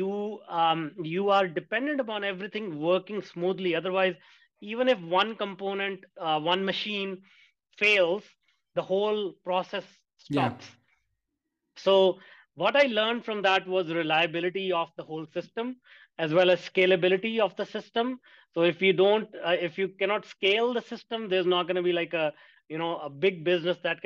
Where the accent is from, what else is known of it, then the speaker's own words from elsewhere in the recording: India; I grew up in India, and my career started at 15 working in a factory for $2 a day